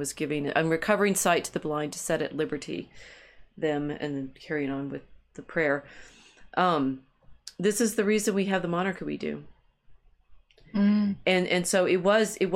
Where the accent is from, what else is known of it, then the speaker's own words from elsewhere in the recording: United States; I'm American enough. And my husband, who's English